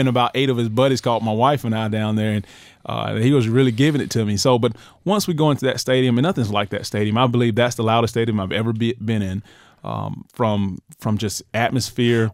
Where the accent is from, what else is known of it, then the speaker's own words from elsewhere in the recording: United States; moved away as an adult; also born or lived in Alabama; I grew up in right near the Florida, Florida State, the Florida, Georgia rival